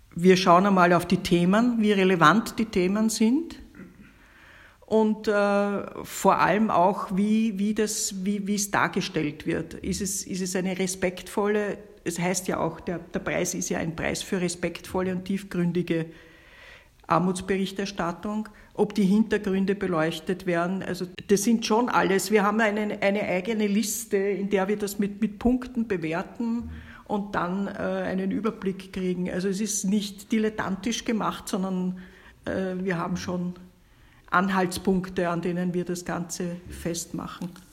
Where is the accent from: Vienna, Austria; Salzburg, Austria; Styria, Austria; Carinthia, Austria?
Vienna, Austria; bei uns in Wien